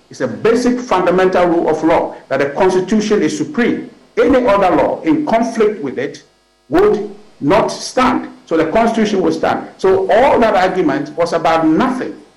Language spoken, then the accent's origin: English; Ghana; Well, unfortunately, I'm a Ghanaian.